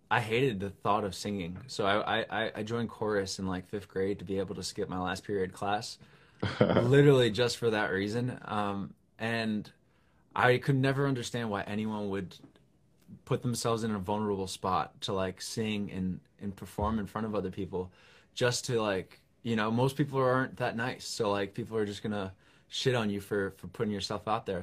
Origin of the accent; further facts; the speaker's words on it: New York, United States; I'm a songwriter from New York